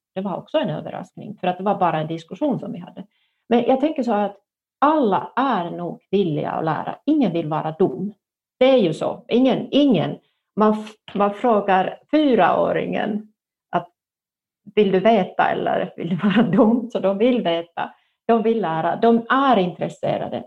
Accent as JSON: {"language": "Swedish", "region": "northern Finland", "country": "Finland", "said": "jag kommer från norra Finland och då var man både rädd om pengar och rädd för pengar"}